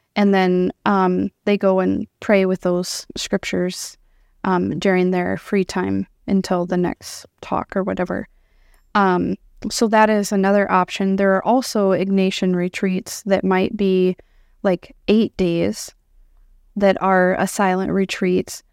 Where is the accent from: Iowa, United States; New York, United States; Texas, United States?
Iowa, United States; moved away as an adult; now in South Dakota, United States; born and raised in Iowa